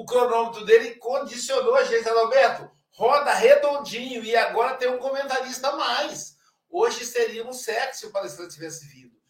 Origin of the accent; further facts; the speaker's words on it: Muriaé, Minas Gerais, Brazil; minha cidade, minha terra natal. Eu nasci em Muriaé, Minas Gerais.